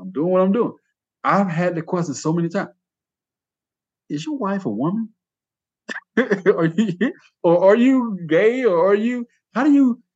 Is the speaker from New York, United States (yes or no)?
no; Georgia, United States; now in Sonora, United States; I was born in Georgia.